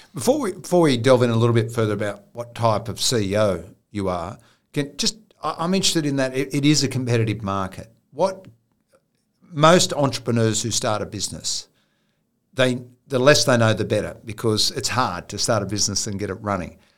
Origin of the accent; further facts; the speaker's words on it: Riverina, New South Wales, Australia; I grew up in the Riverina with a lot of Italian families.